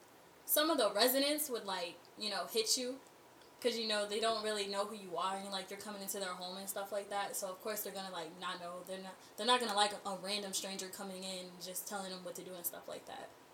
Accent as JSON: {"language": "English", "town": "Louisa", "region": "Virginia", "country": "United States", "tie": "born or raised there", "moved": "yes", "said": "I'm from Louisa, Virginia. Graduated Louise County High School in 2016."}